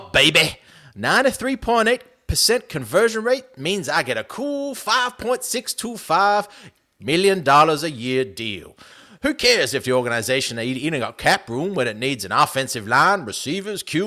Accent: Australia; we're Australian

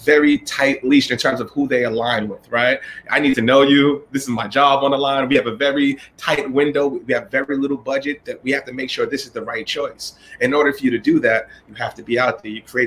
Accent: New York City, New York, United States; from the Bronx, from Evander Childs High School

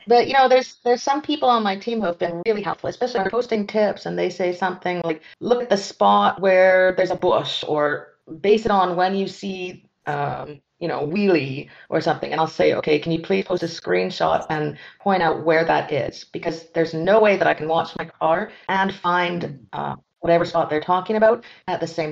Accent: near Vancouver, British Columbia, Canada; now in France; I am Canadian from the English side. I was born near Vancouver.

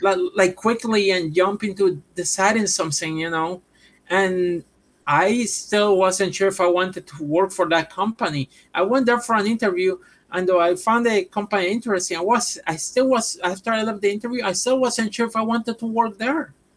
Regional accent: Puerto Rico; English is a second language; moved away as an adult; now in United States; I'm from Puerto Rico

